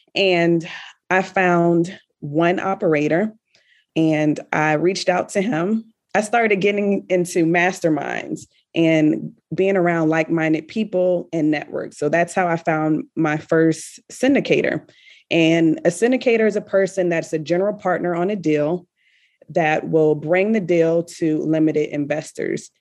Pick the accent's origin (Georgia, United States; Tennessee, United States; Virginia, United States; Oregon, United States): Virginia, United States; Richmond; moved away as an adult; now in Kuwait; I am originally from Richmond, Virginia